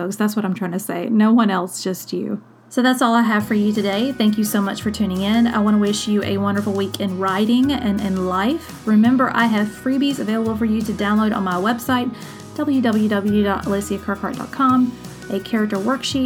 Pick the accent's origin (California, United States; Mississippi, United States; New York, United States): Mississippi, United States; South; when I was a kid, I grew up poor in South Mississippi